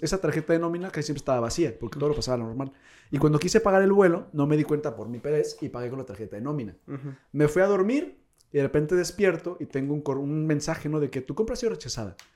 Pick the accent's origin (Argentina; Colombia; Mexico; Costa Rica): Mexico; moved away as an adult; now in South Korea; éramos dos mexas